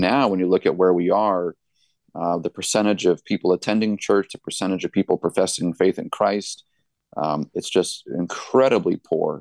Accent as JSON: {"language": "English", "town": "Gilmanton Iron Works", "region": "New Hampshire", "country": "United States", "tie": "born or raised there", "also_born_or_lived": "Allentown, Pennsylvania", "said": "I was born and raised here. This is my hometown"}